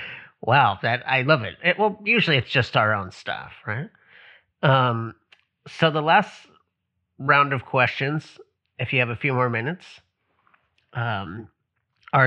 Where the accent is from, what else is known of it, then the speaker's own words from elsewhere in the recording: Hawaii, United States; I'm from Hawaii